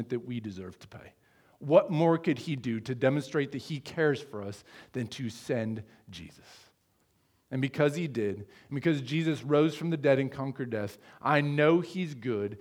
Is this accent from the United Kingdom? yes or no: no; Sheraton, Iowa, United States; now in Fremont, United States; in my hometown of Sheraton, Iowa